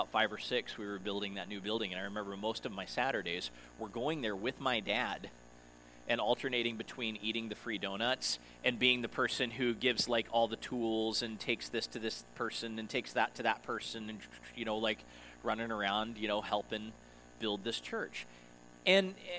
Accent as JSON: {"language": "English", "town": "Denver", "region": "Colorado", "country": "United States", "tie": "born or raised there", "moved": "as an adult", "said": "my hometown since before we moved here in 2012, so it had been a while since I'd been back to Denver"}